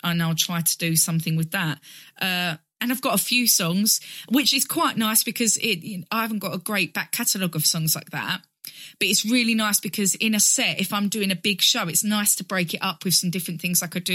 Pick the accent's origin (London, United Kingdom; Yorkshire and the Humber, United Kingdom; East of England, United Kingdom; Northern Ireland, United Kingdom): East of England, United Kingdom; Basildon; I grew up in Basildon in Essex